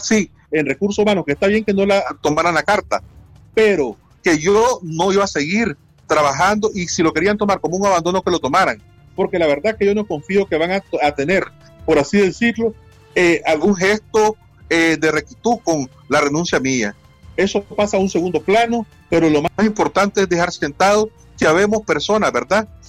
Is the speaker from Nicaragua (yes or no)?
yes; Nicaragua; aquí en mi país